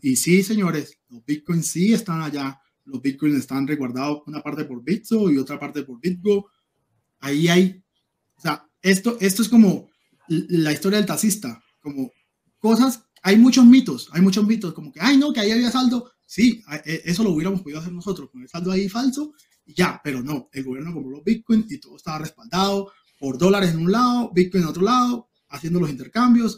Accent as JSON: {"language": "Spanish", "town": "Cúcuta", "region": "Norte de Santander", "country": "Colombia", "also_born_or_lived": "Venezuela", "said": "yo soy cucuteño venezolano"}